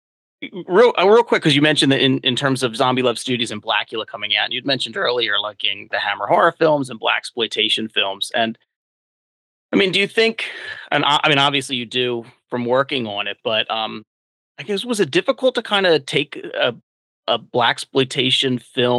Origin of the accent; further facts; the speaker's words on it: United States; moved away as an adult; also born or lived in Philadelphia; now in Delaware, United States; I grew up outside of Philly, but I went to college and law school in Philadelphia and worked there for a number of years after law school. I'm down in Delaware now